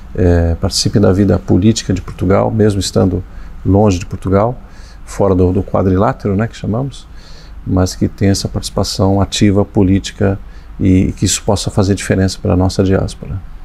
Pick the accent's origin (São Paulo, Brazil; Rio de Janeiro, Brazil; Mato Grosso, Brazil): São Paulo, Brazil; Meu pai nos levava, primeiramente me levou na casa dos Açores, embora sendo é, é, madeirense. Depois ele me levou na, na, no, Arouca, São Paulo